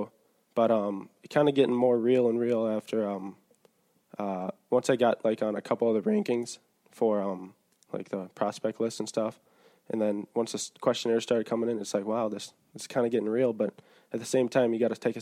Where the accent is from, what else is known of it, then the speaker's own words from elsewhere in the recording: Minnesota, United States; I'm from, Minnesota.